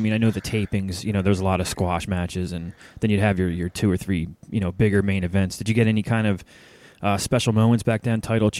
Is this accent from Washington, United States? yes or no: no; Philadelphia, Pennsylvania, United States; I'm from the Philly area.